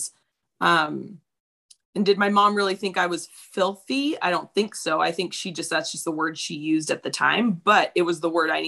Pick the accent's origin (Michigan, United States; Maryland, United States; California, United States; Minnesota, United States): California, United States; Apple Valley; We grew up in Apple Valley